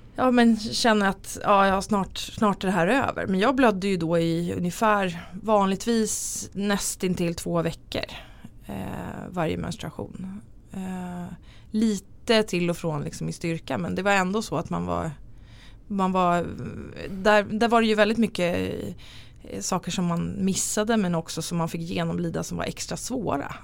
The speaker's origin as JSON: {"language": "Swedish", "town": "Tyresö", "region": "Stockholm County", "country": "Sweden", "tie": "born or raised there", "lives_now": "Nacka, Sweden", "said": "Jag är från Stockholm, eller utanför Stockholm. Jag är född i Tyresö, men eh, bor i Nacka"}